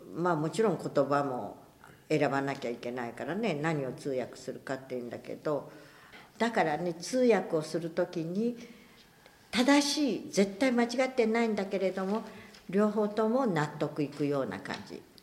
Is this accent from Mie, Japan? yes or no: no; Hiroshima, Japan; 小学校2年生で8歳だから広島市